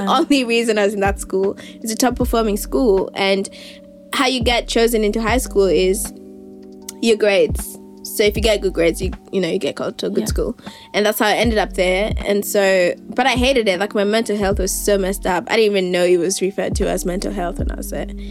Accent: Nairobi, Kenya; now in Melbourne, Australia; I was born and raised in Nairobi.

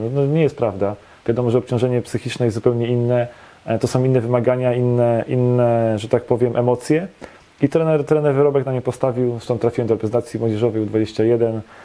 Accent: Poznań, Greater Poland, Poland; also born or lived in Szczecin / Grodzisk Wielkopolski; W Poznaniu się wychowałem. E, miałem 4 lata, jak się przeprowadziliśmy z rodzicami.

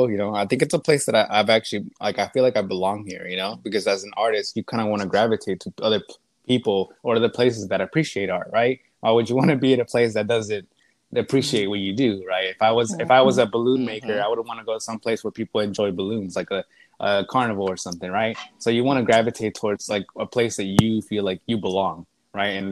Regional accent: Lufkin, Texas, United States; I'm from Lufkin, from? a small town. Me and Tyson are both like neighboring towns, so we we grew up.

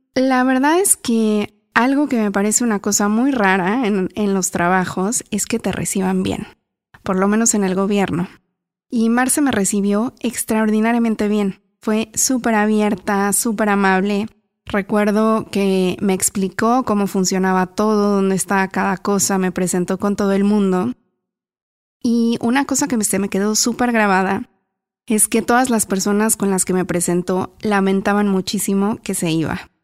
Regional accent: Mexico; moved away; La primera vez que yo me fui de México me acuerdo que también busqué un teléfono fijo para, para llamar a mis papás

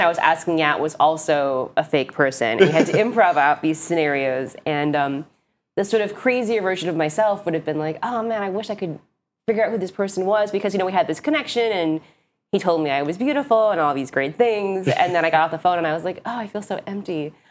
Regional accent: Hawaii, United States; now in New York, United States; I'm from Hawaii, but live in New York

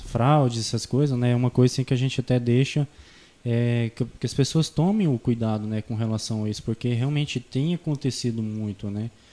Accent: Canarana, Mato Grosso, Brazil; moved away as an adult; also born or lived in Gaúcha do Norte / São José do Xingu; eu sou natural de Canarana

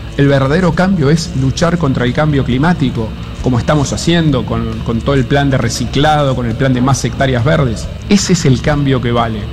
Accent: Argentina; mi país

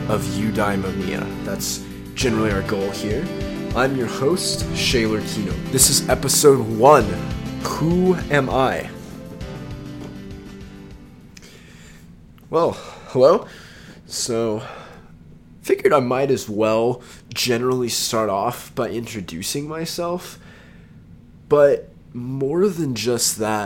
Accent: Texas, United States; I'm from Texas

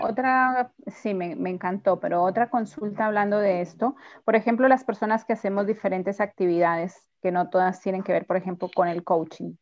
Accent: Colombia; moved away as an adult; now in Mendoza, Argentina; Yo soy colombiana, pero vivo en Mendoza hace ya 14 años

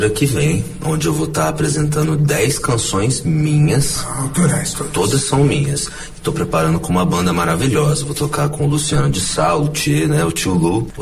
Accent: Campo Grande, Mato Grosso do Sul, Brazil; Bom, eu nasci em Campo Grande, né? Sou, sou campo

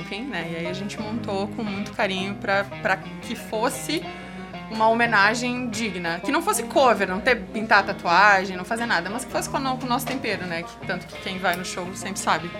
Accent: Caxias, Brazil; also born or lived in Bento Gonçalves; eu morava em Caxias, eu sou de Caxias.

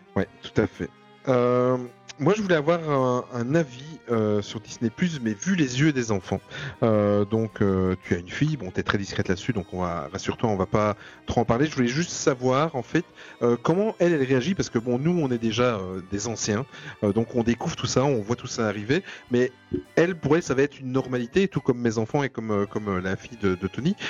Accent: Belgium; nous en Belgique

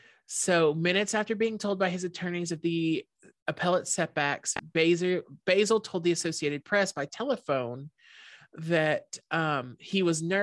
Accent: Shreveport, Louisiana, United States

